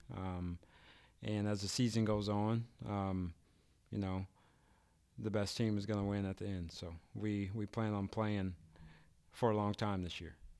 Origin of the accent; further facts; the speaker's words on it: Kansas City, Missouri, United States; now in Archie, United States; I'm from, actually, from Kansas City, Missouri